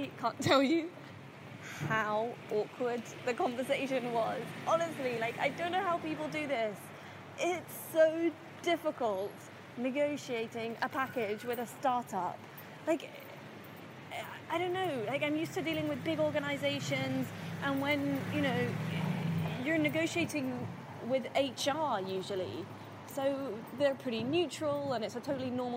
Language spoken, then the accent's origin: English; United Kingdom; moved away as an adult; now in Dubai, United Arab Emirates; I'm born and raised in the UK, but I'm originally half English and half Palestinian